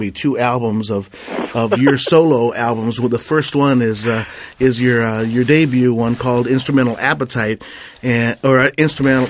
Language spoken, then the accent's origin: English; Corpus Christi, Texas, United States; I'm from Corpus Christi, Texas